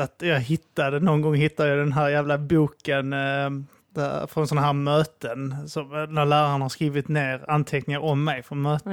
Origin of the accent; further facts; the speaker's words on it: Staffanstorp, Skåne, Sweden; mina föräldrar bodde ihop och vi bodde i en villa ute där och Staffanstorp